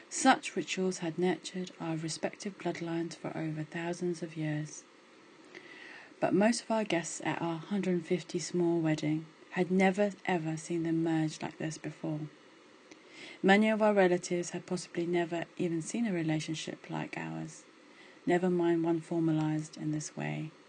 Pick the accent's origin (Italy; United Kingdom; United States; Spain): United Kingdom; Despite this, I've always been very comfortable being Indian. Maybe less comfortable being a diasporic Indian, but that's another story. Growing up in the UK, there's always been an inherent fear about losing my culture.